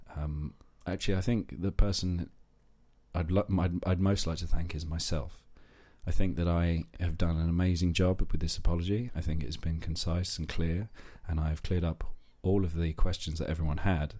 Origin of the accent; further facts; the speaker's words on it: London, United Kingdom; moved away; I grew up in South East London, so my T H's for a long time were f, fuzz